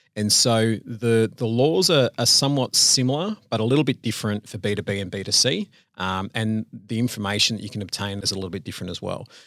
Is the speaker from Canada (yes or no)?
no; Sydney, New South Wales, Australia; moved away as an adult; now in Melbourne, Australia; So, uh, I grew up in Sydney, born and raised in Sydney